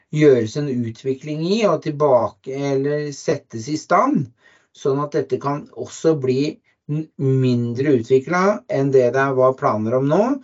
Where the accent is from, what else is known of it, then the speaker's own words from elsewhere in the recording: Oslo, Norway; now in Lier, Norway; Jeg kommer fra Oslo